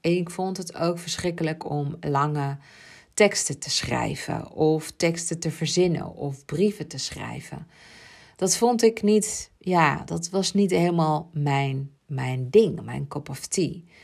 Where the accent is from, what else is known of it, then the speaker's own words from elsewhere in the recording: Ibiza, Balearic Islands, Spain; mijn jeugd op Ibiza, want ik ben daar geboren.